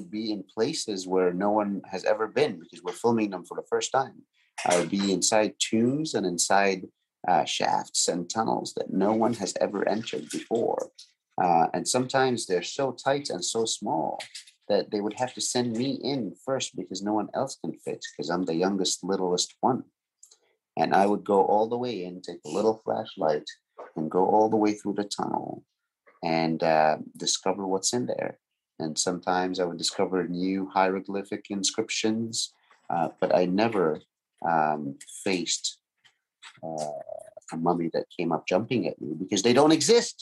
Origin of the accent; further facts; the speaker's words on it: Egypt; moved away as an adult; now in Los Angeles, United States; I have lived in Egypt all my life, grew up in Egypt, born in Egypt. And 10 years ago, I left Egypt, and now I live in Los Angeles, California.